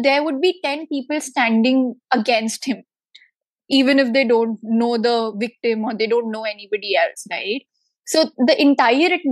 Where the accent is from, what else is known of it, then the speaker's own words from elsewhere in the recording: Delhi, India; I am born and brought up in Delhi